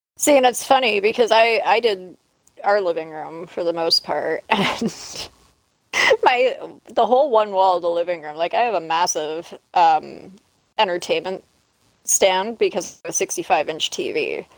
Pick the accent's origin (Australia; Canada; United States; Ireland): Canada; No, I'm Canadian.